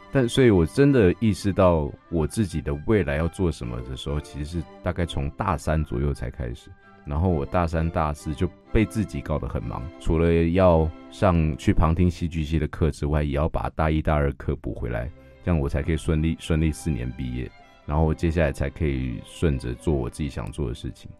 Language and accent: Chinese; Yilan County, Taiwan; 因为刚刚我有提到我在宜兰长大的，那宜兰有一个很有名的东西叫做歌仔戏